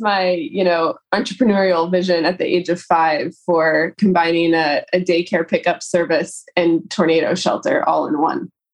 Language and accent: English; rural Kansas outside of Lawrence, United States; I grew up in rural Kansas outside of Lawrence